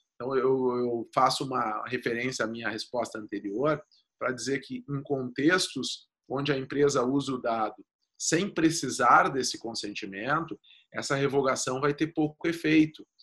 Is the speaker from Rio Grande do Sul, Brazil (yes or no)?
yes; Rio Grande do Sul, Brazil; accent: gaúcho; eu sou gaúcho, meu, o meu sotaque logo me entrega